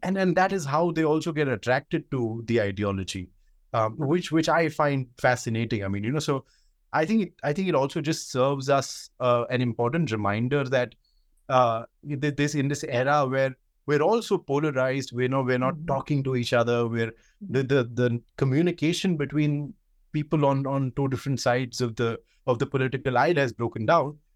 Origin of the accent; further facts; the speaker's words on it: India; I can talk about myself growing up in India